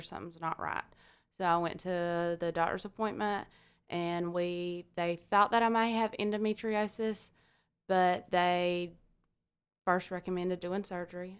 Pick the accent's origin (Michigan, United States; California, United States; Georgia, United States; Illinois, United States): Georgia, United States; Alma; I'm from Alma, Georgia.